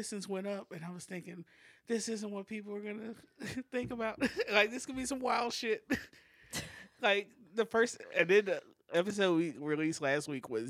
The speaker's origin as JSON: {"language": "English", "region": "the South", "country": "United States", "tie": "born or raised there", "said": "growing up in the South and being around white people"}